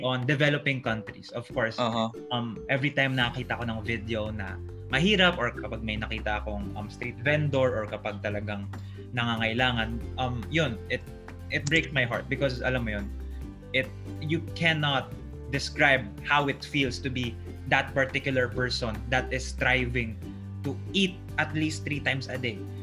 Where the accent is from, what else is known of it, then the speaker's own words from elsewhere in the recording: Manila, Metro Manila, Philippines; I was born and raised in Paco, Manila